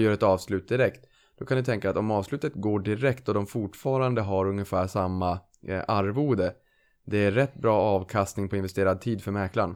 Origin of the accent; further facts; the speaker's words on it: Norrland, Sweden; now in Lidingö, Sweden; jag är norrlänning